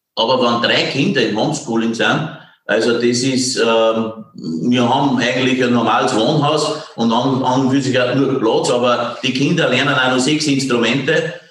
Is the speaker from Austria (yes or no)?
yes; Esternberg, Upper Austria, Austria; accent: Innviertel dialect; also born or lived in Passau; now in Sigharting, Austria; ich bin in Esternberg aufgewachsen, das grenzt an Bayern.